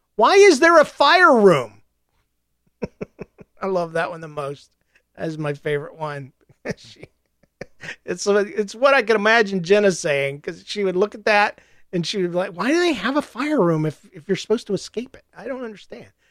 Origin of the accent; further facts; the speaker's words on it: the South, United States; I'm from the South, and we don't believe in cremation in the South.